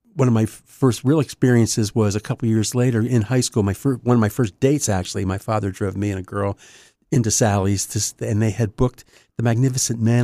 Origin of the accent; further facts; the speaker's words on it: Wilmington, Delaware, United States; born and raised in Wilmington, actually, to get specific, uh, out near Newport